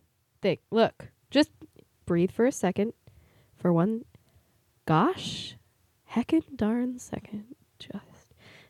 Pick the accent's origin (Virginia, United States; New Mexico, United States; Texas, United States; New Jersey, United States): New Mexico, United States; moved away; I was born on February 6th, 1997. Back then, I lived in New Mexico. Think dry cold. Think amazing sunsets.